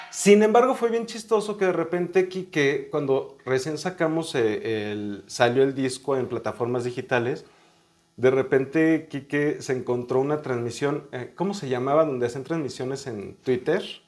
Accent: León, Guanajuato, Mexico; now in Mexico City, Mexico; yo nací aquí en la Ciudad de México, pero crecí en León, Guanajuato.

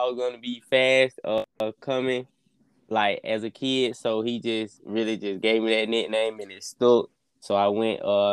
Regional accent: Macon, Georgia, United States; I'm from Macon, Georgia. I grew up in Macon, Georgia

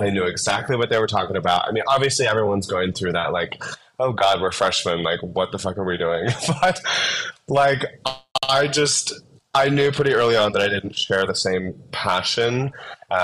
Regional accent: South Dakota, United States; also born or lived in Phoenix; now in Denver, United States; I grew up in South Dakota

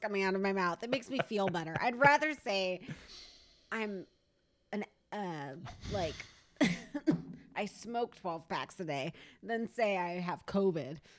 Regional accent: Stanwood, Washington, United States; also born or lived in Camano Island, Washington; we come from a small town. Oh, shit. Stanwood, Washington

